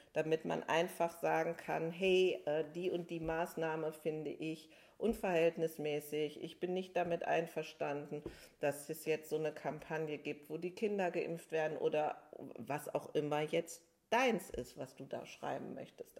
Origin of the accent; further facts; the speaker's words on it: Germany; hier jetzt bei uns in Deutschland